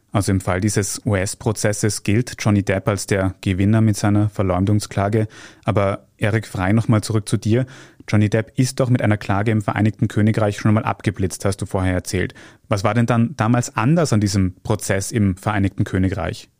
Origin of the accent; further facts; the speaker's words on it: Austria; bei uns in Österreich